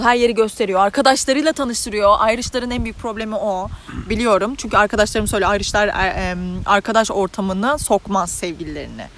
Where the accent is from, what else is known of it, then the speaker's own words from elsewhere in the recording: Turkey; moved away as an adult; now in Ireland; bir Türk olarak